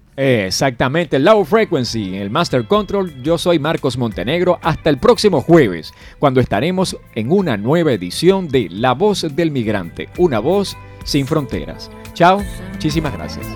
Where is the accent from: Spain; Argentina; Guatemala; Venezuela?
Venezuela; now in Colombia